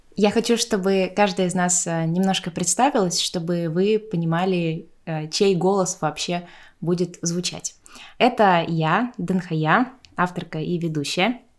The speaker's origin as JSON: {"language": "Russian", "region": "Tuva", "country": "Russia", "tie": "born or raised there", "said": "Я выросла в Туве, я говорю на тувинском"}